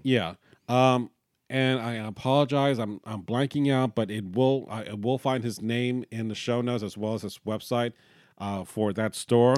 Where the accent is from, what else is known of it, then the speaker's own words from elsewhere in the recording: Miami, Florida, United States; we're from Miami